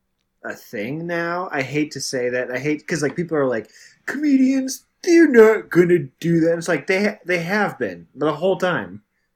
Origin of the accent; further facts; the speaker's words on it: New York, United States; I'm a New Yorker.